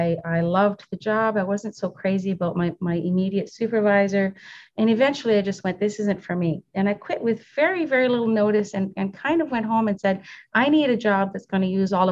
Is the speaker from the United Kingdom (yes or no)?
no; Canada; moved away as an adult; now in United States; I'm a Canadian citizen who recently applied for my U.S. citizenship